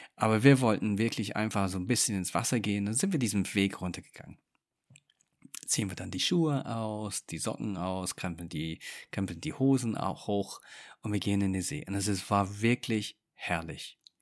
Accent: England, United Kingdom; moved away; ich bin gebürtiger Engländer. Und wir Engländer

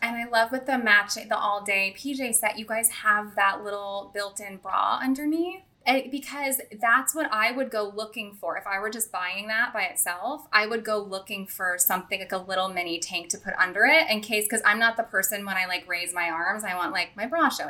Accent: St. Louis, Missouri, United States; moved away; I grew up like near Ladue

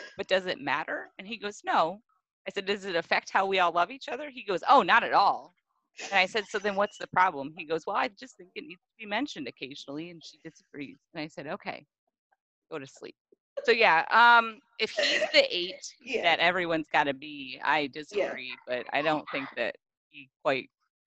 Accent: Midwest, United States; I grew up in a Midwestern family that sugarcoats everything

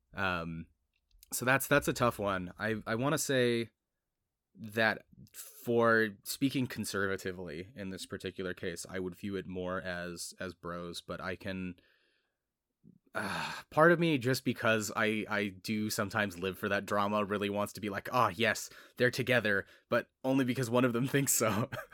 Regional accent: United States; as an American growing up culturally American

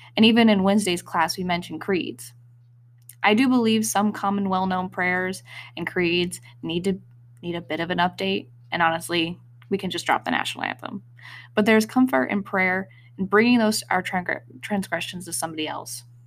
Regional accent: Wyoming, United States; moved away; Growing up in Wyoming, I felt a strong connection to the mountains, mostly through hiking

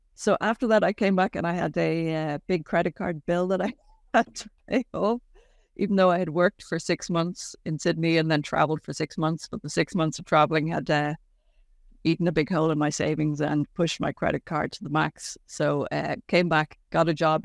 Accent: Ireland; being an Irish family in the seventies and eighties, yeah, five children in relatively quick succession

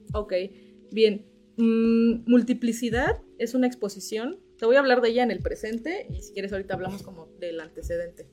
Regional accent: Teloloapan, Guerrero, Mexico; moved away as an adult; now in Cuernavaca, Mexico; yo soy originaria de Teloloapan, Guerrero

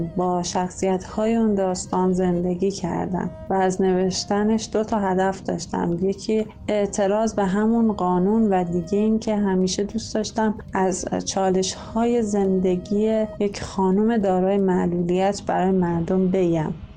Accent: Tonekabon, Mazandaran, Iran; also born or lived in Rudsar; توی عروس شهرهای شمال تونکابان به دنیا آمدم

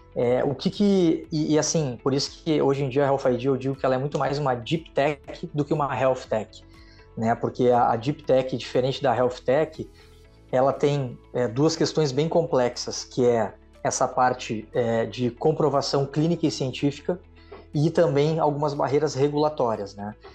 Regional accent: Rio Grande do Sul, Brazil; now in Rio de Janeiro, Brazil; Eu sou gaúcho

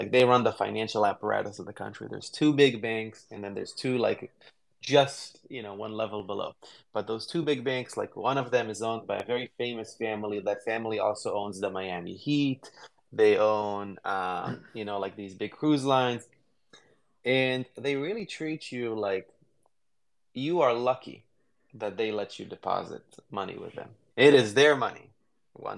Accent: Jerusalem, Jerusalem District, Israel; moved away as an adult; also born or lived in Berkeley, California; now in United States; I grew up in Israel, where it does definitely have like a high tech culture, but I grew up in a shitty neighborhood in a small part of Jerusalem

